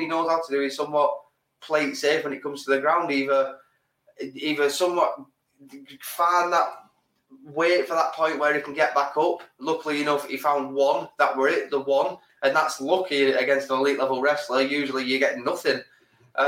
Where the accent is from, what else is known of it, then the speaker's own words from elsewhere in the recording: England, United Kingdom; We're English